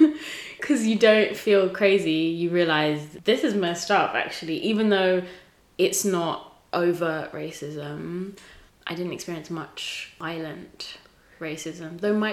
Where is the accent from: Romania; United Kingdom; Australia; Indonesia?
United Kingdom; England; also born or lived in Tanzania; So I was born in Tanzania. I moved when I was 5 to a small town in England, so random.